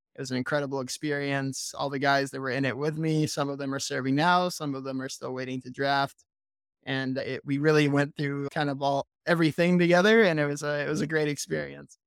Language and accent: English; Vass, North Carolina, United States; moved away as an adult; now in Israel; I'm originally from Vass, North Carolina, small town in the middle of nowhere. I'm a military kid. Dad was in the military for over thirty years. So we moved around a little bit, but then settled down here on a cow farm. Grew up raising cattle